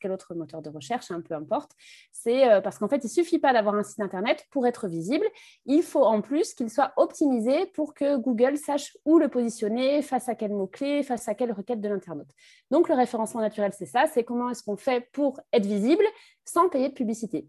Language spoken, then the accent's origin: French; Brittany, France; also born or lived in Capbreton; now in Bordeaux, France; je suis, euh, bretonne d'origine